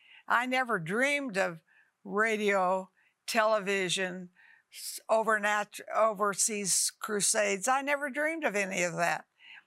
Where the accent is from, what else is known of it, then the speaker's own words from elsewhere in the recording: Dalhart, Texas, United States; I was born in Dalhart, Texas, a little tiny town